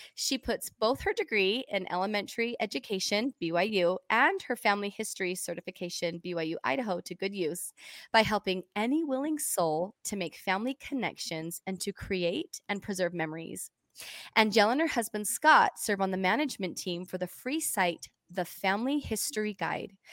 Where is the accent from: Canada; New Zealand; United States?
Canada; I was born in Canada.